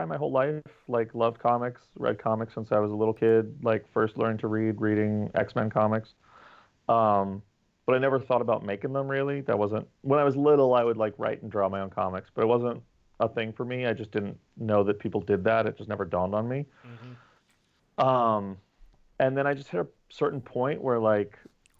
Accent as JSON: {"language": "English", "region": "New York", "country": "United States", "tie": "born or raised there", "said": "I was born in New York, lived here my whole life"}